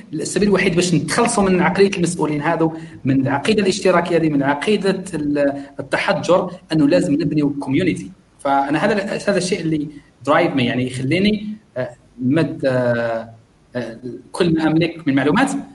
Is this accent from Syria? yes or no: no; Algeria; now in Malaysia; عندنا في الجزائر